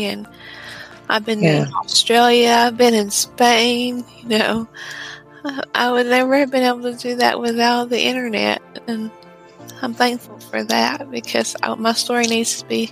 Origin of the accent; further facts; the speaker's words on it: Texas, United States; I'm from Texas in the United States